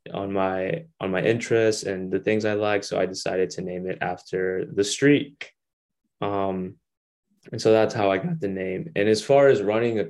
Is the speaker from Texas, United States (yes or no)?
yes; Longview, Texas, United States; moved away; my hometown where I grew up in Longview, Texas